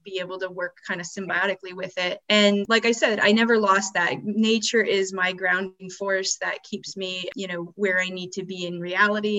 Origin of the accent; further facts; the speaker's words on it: Alaska, United States; I was born in Alaska